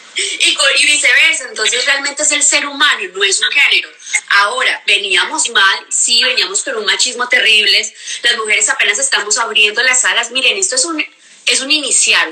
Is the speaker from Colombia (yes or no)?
yes; Cali, Valle del Cauca, Colombia; moved away as an adult; yo soy súper caleña, soy colombiana, caleña